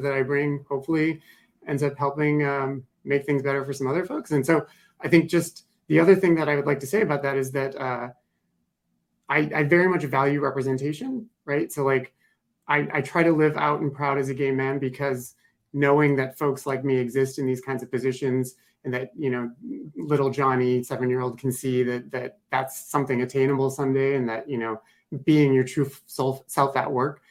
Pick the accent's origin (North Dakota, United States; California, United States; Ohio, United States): North Dakota, United States; I grew up in North Dakota